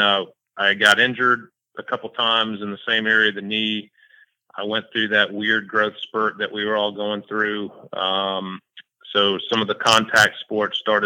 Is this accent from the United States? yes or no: yes; Jacksonville, Florida, United States; also born or lived in St. Augustine, Florida; I grew up here in Jacksonville